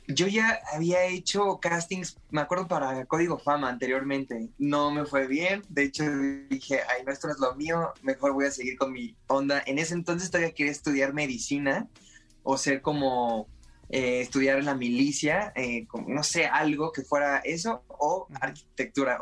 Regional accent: Puebla, Mexico; yo soy de Puebla, y yo recuerdo que en ese parque yo, practicaba atletismo

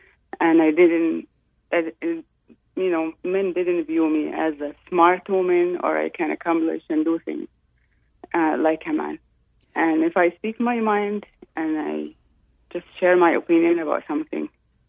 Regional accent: Saudi Arabia; I was born and raised in Saudi Arabia, and I grew up in a Shia family.

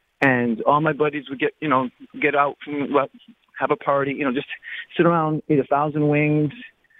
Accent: Connecticut, United States; moved away as an adult; now in Texas, United States; I'm from Connecticut, but I'm down in Texas the last 9 years.

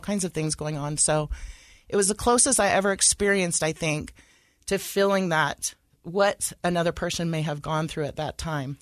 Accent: Sacramento, California, United States; moved away as an adult; now in Utah, United States; I was raised in California

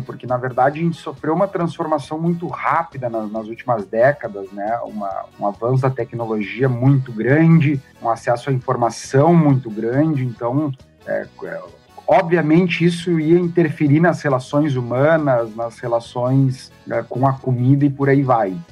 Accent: Santana do Livramento, Rio Grande do Sul, Brazil; Eu sou nascido em Santana do Livramento, fronteira com Ribeiro, Uruguai

